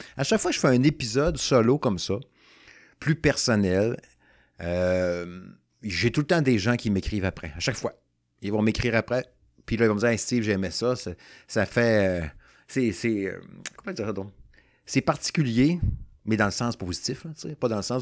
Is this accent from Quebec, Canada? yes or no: yes; Saguenay, Quebec, Canada; now in Quebec City, Canada; Moi, je suis natif du Saguenay. Fait que là, je reste à Québec depuis, bon, euh, une trentaine d'années